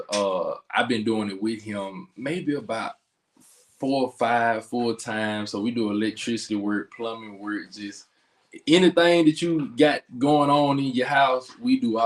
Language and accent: English; Philadelphia, Mississippi, United States; I'm from Philadelphia, Mississippi